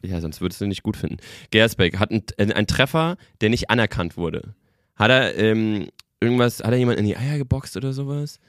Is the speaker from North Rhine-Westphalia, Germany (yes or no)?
no; the Frankfurt region, Hesse, Germany; ich bin ja äh, ähm, gebürtig aus der Region, äh, lange in, in Frankfurt gewohnt